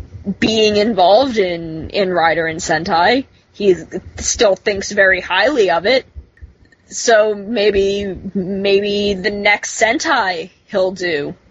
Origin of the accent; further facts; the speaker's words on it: New Jersey, United States; I'm from New Jersey. I have lived my whole life in New Jersey.